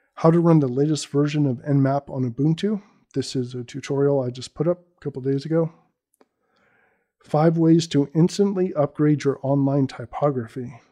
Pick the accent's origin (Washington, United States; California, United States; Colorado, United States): California, United States; Bay Area; I'm born and raised in the Bay Area